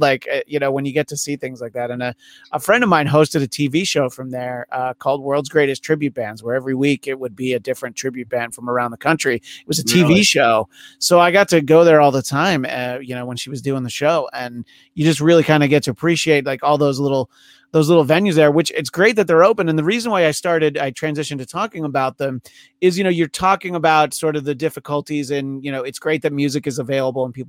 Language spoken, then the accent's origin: English; New York, United States; I grew up in New York